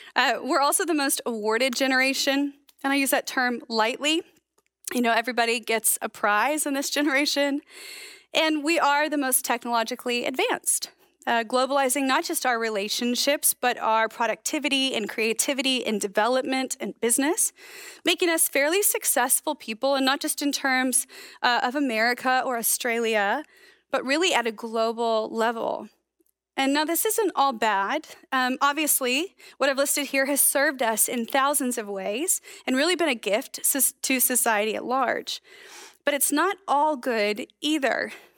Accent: United States; accent: American; my American accent

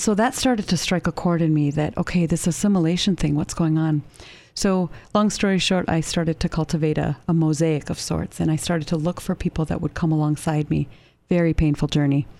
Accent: Canada; moved away as an adult; now in United States; I grew up in Canada and I lived there for a little over twenty-two years

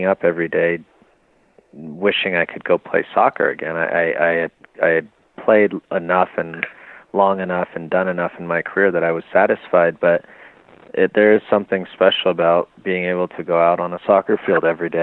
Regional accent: Southern California, United States; moved away as an adult; now in León, Mexico; I grew up in Southern California

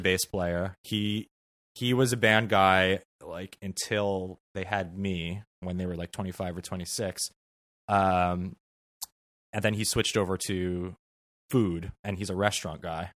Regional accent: Sea Cliff, New York, United States; I grew up on Long Island in a, uh, a town in Nassau County on the North Shore called Seacliff

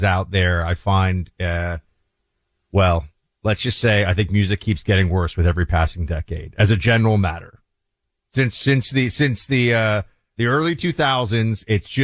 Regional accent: New York City, New York, United States; I grew up in New York City.

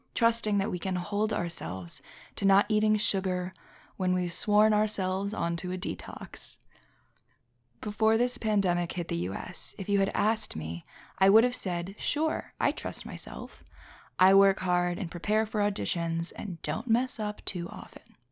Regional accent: Philadelphia, Pennsylvania, United States; as a Philadelphian, as someone who's, you know, from there

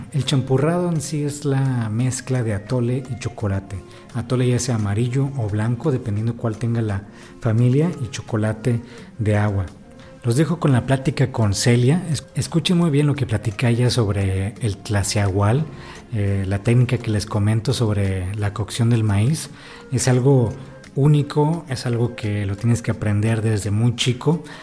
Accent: Ensenada, Baja California, Mexico; now in Oaxaca, Mexico; yo soy de Ensenada, del norte de México.

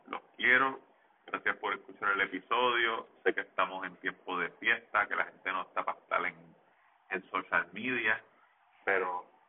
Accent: Levittown, Puerto Rico; yo soy de Levitón y en Levitán no se come arepa

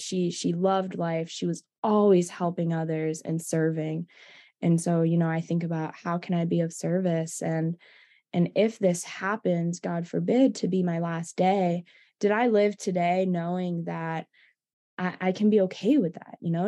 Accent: East Coast, United States; I'm from the East Coast as you are, so that's home for me

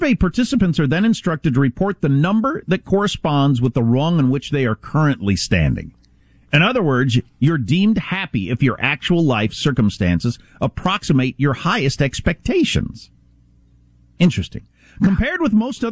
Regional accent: South Dakota, United States; moved away; I come from the Midwest and South Dakota originally

